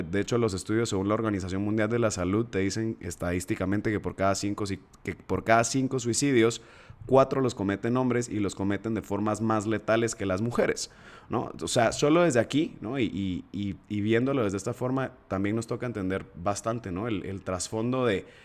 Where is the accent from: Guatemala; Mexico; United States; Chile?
Guatemala; accent: chapín; no se me va a perder mi acento chapín, carajo. Aquí estamos entonces entre puros guatemaltecos.